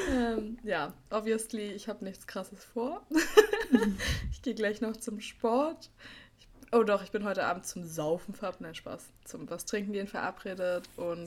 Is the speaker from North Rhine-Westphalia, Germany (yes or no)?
no; Berlin, Germany; ich bin auch in Berlin-Schöneberg zur Schule gegangen